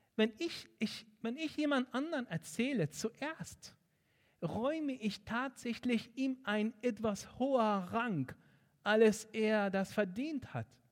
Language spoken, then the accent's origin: German; Egypt; German is a second language; moved away as an adult; now in Germany; Ich bin in Ägypten aufgewachsen